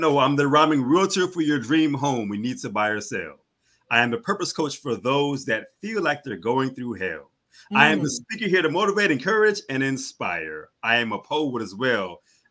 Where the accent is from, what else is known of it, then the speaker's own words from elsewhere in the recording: Houston, Texas, United States; I was born and raised in Houston, Texas, and I'm still here